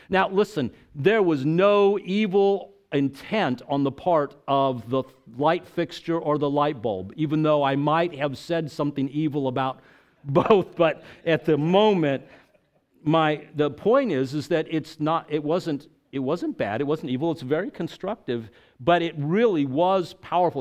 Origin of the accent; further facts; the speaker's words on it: El Paso, Texas, United States; moved away as an adult; also born or lived in Tampa, Florida; I grew up in El Paso, Texas